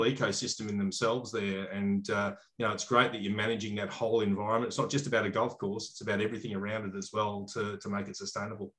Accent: Australia; as an Australian

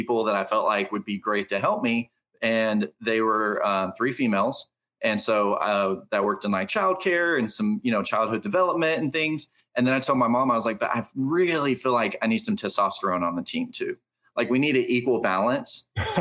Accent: Burleson, Texas, United States; I'm from Burleson, Texas

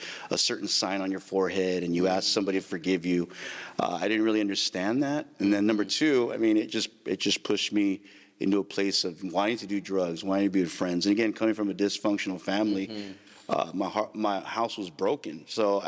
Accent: Santa Maria, California, United States; I grew up in Santa Maria, California. Mm. I was born and raised there

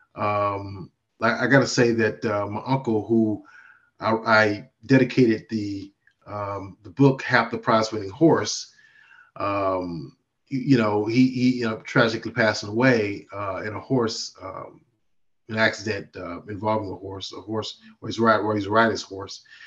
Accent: Mississippi, United States; now in Virginia, United States; my home state of Mississippi

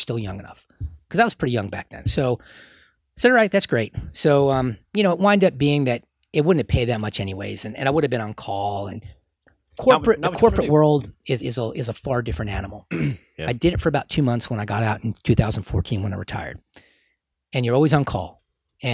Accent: Houston, Texas, United States; born there; So he used to take me when we lived in Houston because I was born in Houston. And even though you can't tell from my accent, but I've moved so much.

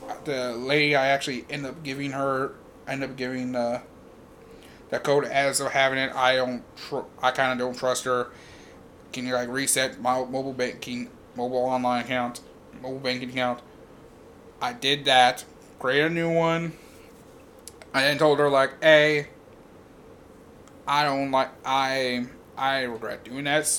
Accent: Louisville, Kentucky, United States; I'm from Louisville.

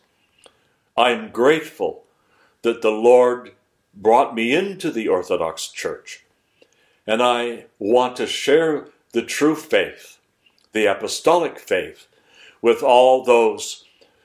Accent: Sandpoint, Idaho, United States; moved away; the Lutheran church that I was raised in Sandpoint, Idaho

